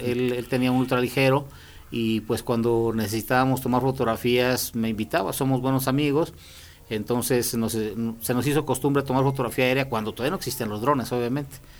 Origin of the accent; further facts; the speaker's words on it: Loreto, Zacatecas, Mexico; mi padre es cronista del pueblo donde yo nací y pues él en mm, muchas ocasiones me invitaba a sus visitas de Loreto Zacatecas